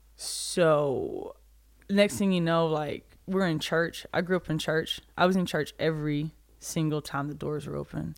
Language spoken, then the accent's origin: English; a small town outside Birmingham, Alabama, United States; A tiny little town outside of Birmingham in Alabama